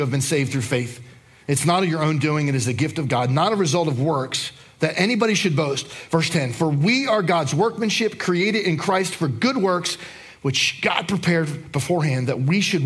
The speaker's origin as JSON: {"language": "English", "region": "New Jersey", "country": "United States", "tie": "born or raised there", "moved": "yes", "said": "I grew up in New Jersey"}